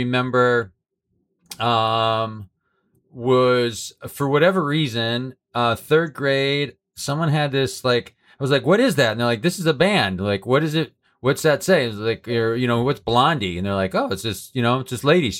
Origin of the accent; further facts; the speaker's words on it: New England, United States; I'm from New England